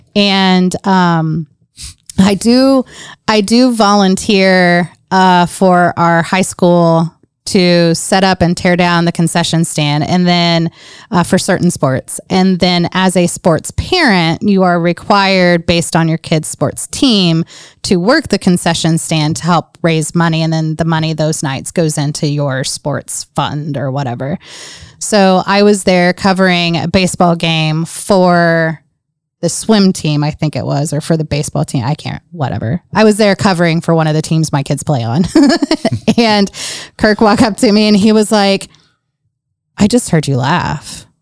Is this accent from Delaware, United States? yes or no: no; Grant County, Indiana, United States; also born or lived in Portsmouth, Virginia / North Carolina; Moved to Indiana with my dad's job